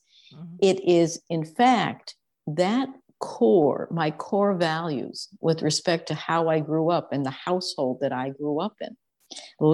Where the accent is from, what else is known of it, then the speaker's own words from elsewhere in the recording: Connecticut, United States; I grew up on the East Coast in Connecticut in largely a traditional family, a traditional home.